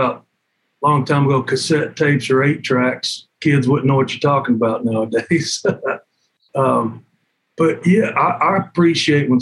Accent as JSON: {"language": "English", "town": "Cumberland Gap", "region": "Tennessee", "country": "United States", "tie": "born or raised there", "also_born_or_lived": "Knoxville, Tennessee", "said": "grew up just north of there, a place called Cumberland Gap."}